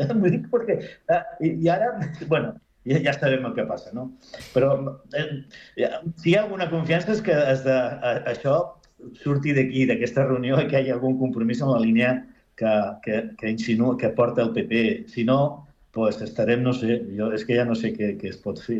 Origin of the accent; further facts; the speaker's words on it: Spain; Jo no soc orgullós, eh, soc espanyol.